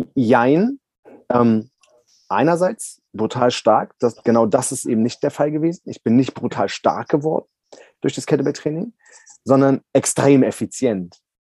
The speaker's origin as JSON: {"language": "German", "region": "Berlin", "country": "Germany", "tie": "born or raised there", "said": "ich bin ja Berliner, also ich bin in Berlin aufgewachsen"}